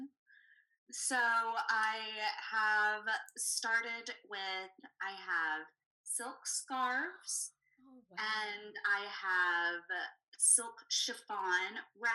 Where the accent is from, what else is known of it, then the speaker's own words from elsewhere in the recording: Savannah, Georgia, United States; moved away as an adult; also born or lived in Texas; I grew up in Savannah, Georgia, and I left for a long time, but it was always calling me back